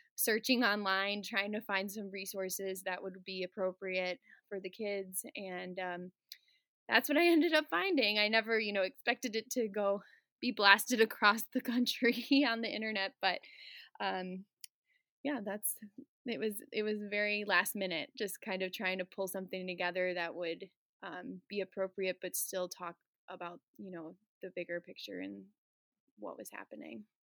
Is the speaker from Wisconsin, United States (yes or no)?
yes; Burlington, Wisconsin, United States; also born or lived in Chicago / Boston; I am a fourth grade teacher in Burlington, Wisconsin. Uh, this is my hometown. I was born in Chicago